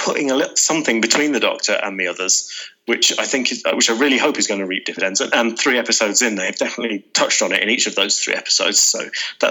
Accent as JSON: {"language": "English", "area": "the Midlands", "region": "England", "country": "United Kingdom", "said": "as a Midlander"}